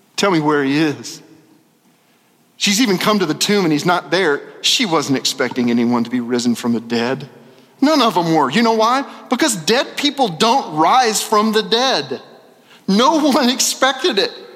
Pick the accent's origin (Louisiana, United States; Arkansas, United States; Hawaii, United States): Arkansas, United States; Little Rock; moved away; I'm from Little Rock